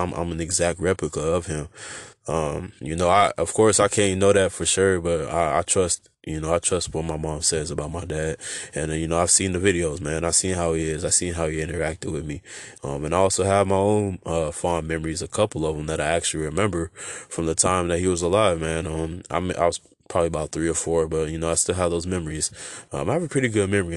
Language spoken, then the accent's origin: English; Oxnard, California, United States; also born or lived in San Diego, California / Fallbrook, California / Port Hueneme, California; that's how we moved over here to Oxnard